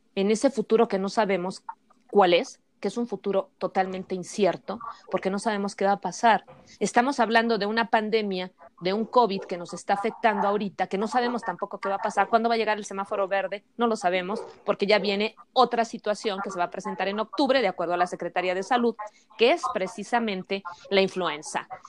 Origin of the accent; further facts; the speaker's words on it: Mexico; nosotros contamos como sociedad mexicana